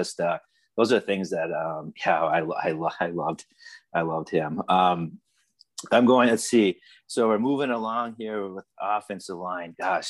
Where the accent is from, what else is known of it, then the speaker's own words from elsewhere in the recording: Upper Michigan, United States; I'm from Michigan. And when you're in Upper Michigan, you have your Packer fans, you have your Bear fans, you have your Viking fans.